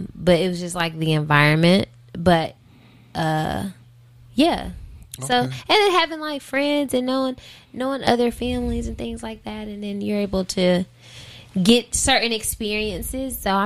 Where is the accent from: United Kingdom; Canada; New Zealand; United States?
United States; Charlotte, North Carolina; I'm 704 from Charlotte, from the QC, Charlotte, North Carolina.